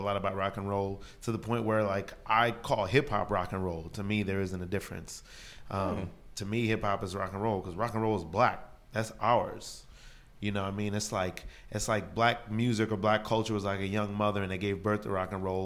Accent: New York City, New York, United States; I'm from Brooklyn.

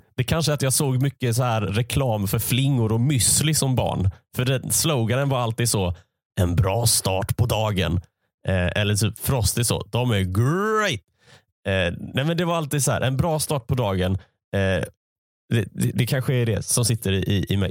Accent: Malmö, Skåne, Sweden; moved away as an adult; now in Gothenburg, Sweden; Jag är uppvuxen i Malmö

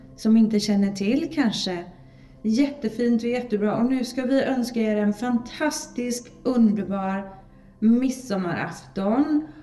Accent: Sweden; vi är så modiga svenskar

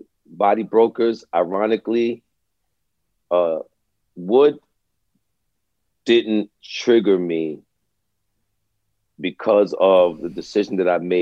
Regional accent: New York City, New York, United States; grew up in Brooklyn, man. I grew up in East Flatbush, Brooklyn, in a little project called the Vandeveer States

